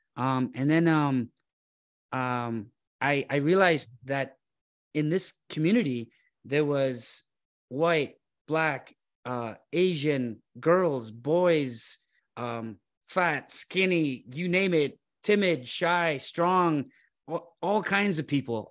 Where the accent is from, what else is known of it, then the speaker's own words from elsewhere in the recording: Toronto, Ontario, Canada; I grew up in Scarborough, uh, Nielsen and Shepherd area.